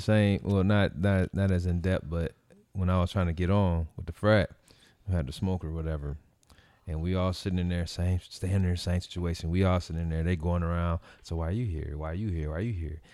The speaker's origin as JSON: {"language": "English", "town": "Gary", "region": "Indiana", "country": "United States", "also_born_or_lived": "Merrillville", "said": "I came from Gary, and then, which was predominantly black."}